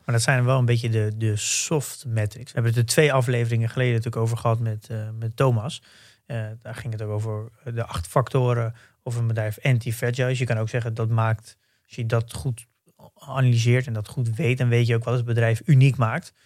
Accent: Netherlands; wij natuurlijk als Nederlanders

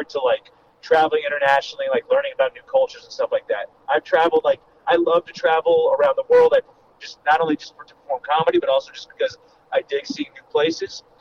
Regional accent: Los Angeles, California, United States; I'm, I'm from Los Angeles, so that always made, whereas for a lot of comedians, it's this big move

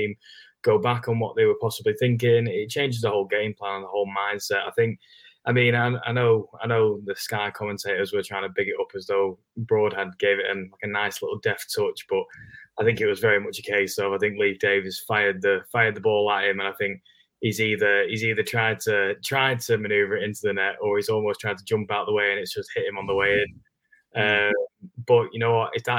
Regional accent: Blackpool, North West England, United Kingdom; I'm from Blackpool, so, you know, Pleasure Beach, theme parks

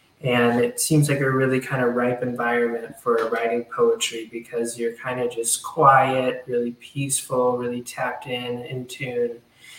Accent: Southern United States, United States; I guess, an homage to my home and just growing up in the South

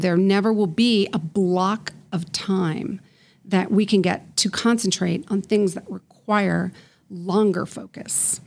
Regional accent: Colorado Springs, Colorado, United States; now in Denver, United States; I grew up in Colorado Springs on the Air Force Academy

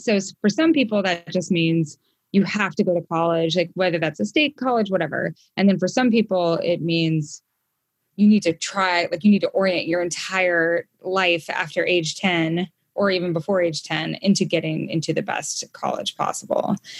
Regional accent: Idaho, United States; also born or lived in Brooklyn, New York; now in Montana, United States; I grew up in Idaho

